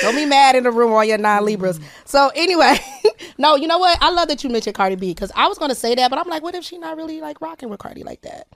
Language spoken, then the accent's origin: English; Detroit, Michigan, United States; I'm from Detroit